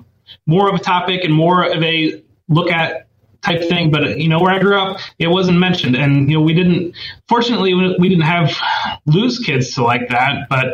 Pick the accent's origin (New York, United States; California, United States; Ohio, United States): Ohio, United States; Northwest; also born or lived in Columbus, Ohio; I actually grew up in Ohio. I grew up in Columbus. I grew up in Northwest Ohio. So I grew up in a small town in Northwest Ohio. So I've lived in Ohio my entire life.